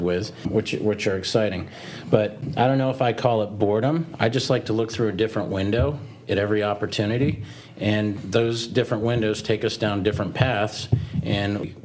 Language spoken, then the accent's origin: English; South Florida, United States; I grew up in South Florida.